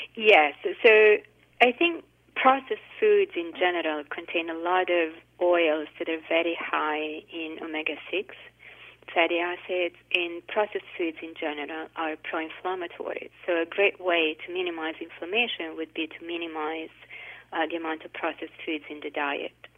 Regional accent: Italy; now in United States; I grew up in Italy

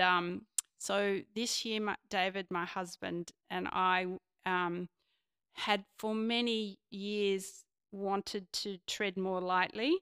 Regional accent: Sydney, New South Wales, Australia; I grew up on Devlin's Creek

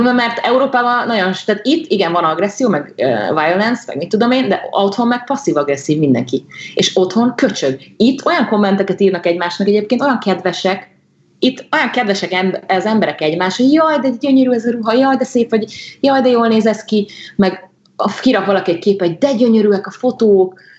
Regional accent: Hungary; now in Brazil

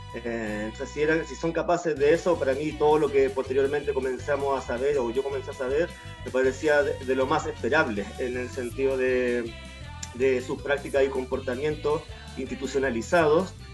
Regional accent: Chile; also born or lived in Araucanía Region; yo crecí en el Sename desde que era guagua, yo llegué al mundo a través de un aborto y fui a parar a, de, a través de un aborto a una mujer pobre, eh, de la novena región

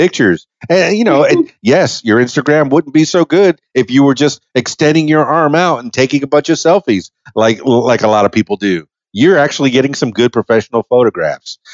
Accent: Miami, Florida, United States; I'm half Cuban from Miami

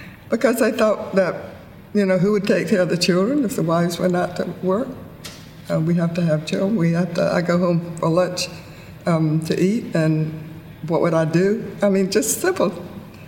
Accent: Plains, Georgia, United States; growing up in Plains is that we had a population of about 600 people

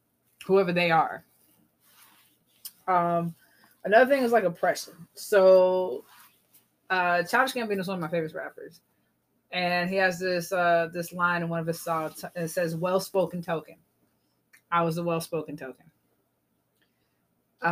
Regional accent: South Carolina, United States; I grew up in South Carolina.

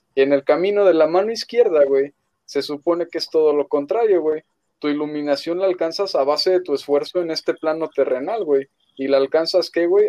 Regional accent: Mexico; como mexicanos

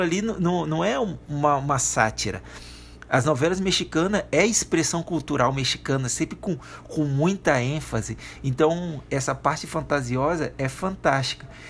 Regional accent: Espírito Santo, Brazil; Espírito Santo, cultura capixaba

